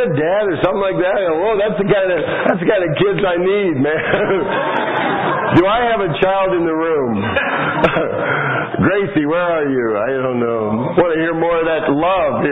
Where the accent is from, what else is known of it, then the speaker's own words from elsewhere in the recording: Manhattan, Kansas, United States; I'm from Kansas, Manhattan, Kansas, home of Kansas State University